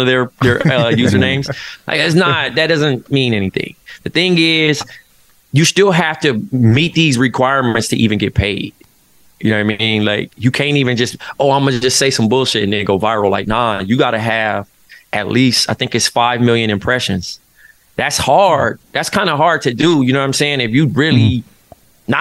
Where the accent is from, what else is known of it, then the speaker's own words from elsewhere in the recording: Compton, California, United States; moved away as an adult; now in Brooklyn, United States; growing up in Compton, which is such a, like, historic city